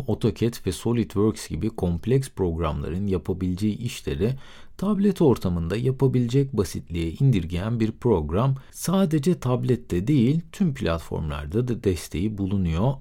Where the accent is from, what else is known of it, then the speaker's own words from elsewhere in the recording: Aegean Region, Turkey; Bir Egeli olarak